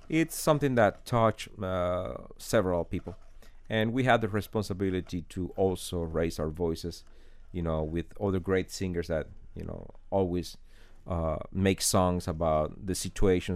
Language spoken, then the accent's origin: English; Holguín, Cuba; English is a second language; moved away as an adult; now in Miami, United States; I remember being a kid in my hometown, uh, Holguin.